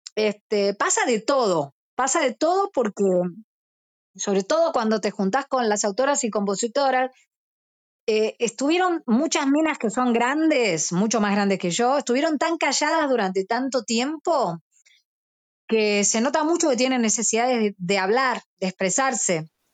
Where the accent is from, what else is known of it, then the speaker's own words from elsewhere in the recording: Burzaco, Buenos Aires Province, Argentina; yo soy de Bursaco